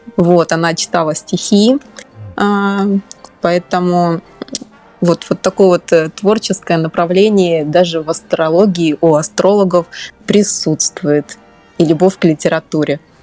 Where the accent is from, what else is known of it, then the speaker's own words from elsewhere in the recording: Dnipro, Dnipropetrovsk Oblast, Ukraine; moved away; я вообще родом из Украины из славного города Днепропетровска